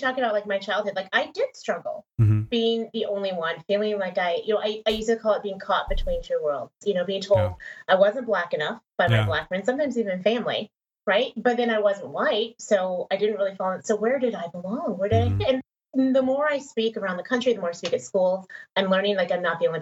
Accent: Texas, United States; also born or lived in Denver, Colorado; we moved to Texas, where I was like the only Black person in my class

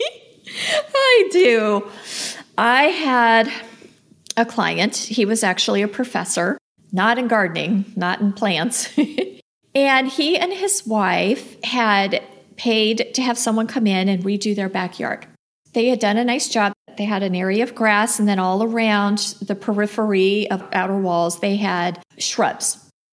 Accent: Los Angeles, California, United States; moved away as an adult; now in Phoenix, United States; I grew up in Los Angeles. I didn't move to the desert till I was married.

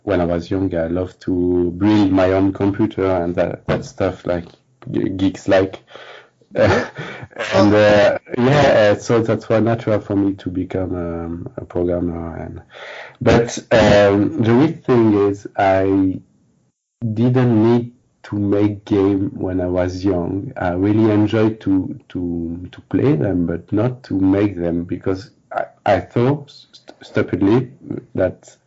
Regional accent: France; also born or lived in Paris

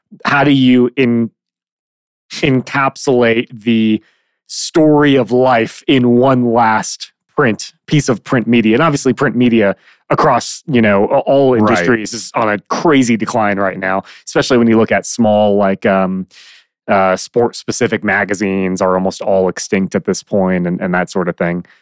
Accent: Midwest, United States; moved away; I grew up in the Midwest, and we didn't have mountains anywhere near us

